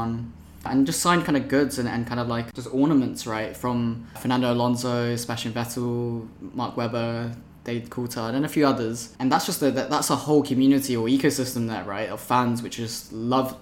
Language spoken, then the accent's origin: English; Oxfordshire, South East England, United Kingdom; I grew up in Oxfordshire.